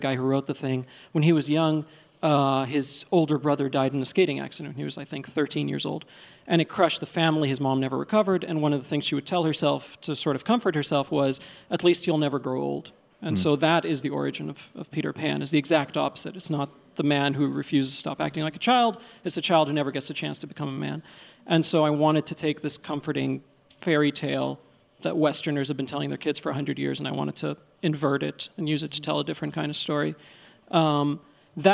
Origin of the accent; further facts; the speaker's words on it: Egypt; born there; accent: Egyptian; English is a second language; finally we got to Egypt, where I was born. And when I said, you know, well, I was born in Egypt, and he sort of nodded, and he said, yeah, I could hear the Egyptian in your accent.